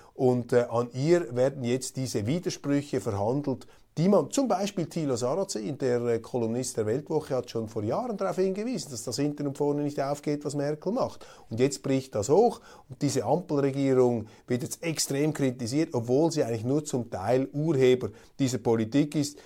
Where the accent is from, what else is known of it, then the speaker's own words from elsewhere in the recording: Switzerland; als Schweizer